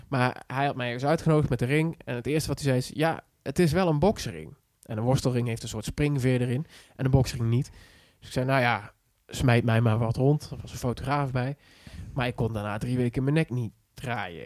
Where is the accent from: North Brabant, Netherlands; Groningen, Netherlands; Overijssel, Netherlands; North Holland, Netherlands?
North Brabant, Netherlands; Schijndel; ik kom uit het Brabants dorpje Schijndel